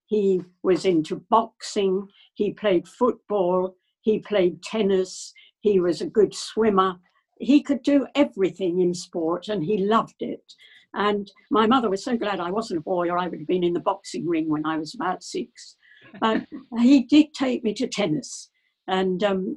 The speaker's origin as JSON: {"language": "English", "town": "Colchester", "region": "East of England", "country": "United Kingdom", "tie": "born or raised there", "also_born_or_lived": "Japan", "moved": "as an adult", "said": "I was born in Colchester. I still live in the same house."}